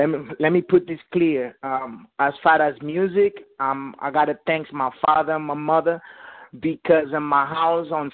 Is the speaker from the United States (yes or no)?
yes; New York City, New York, United States; also born or lived in Dominican Republic; I'm actually from the Bronx, but I was born in the Dominican Republic. But I'm a mixed dude. I'm Puerto Rican and Dominican in my blood, bro. But I represent NY all the way